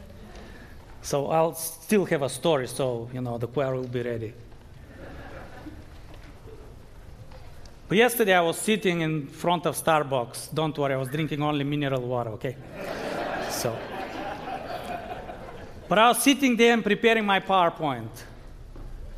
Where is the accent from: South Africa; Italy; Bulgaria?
Bulgaria; moved away; I grew up in Bulgaria, but I'm still a Seventh-day Adventist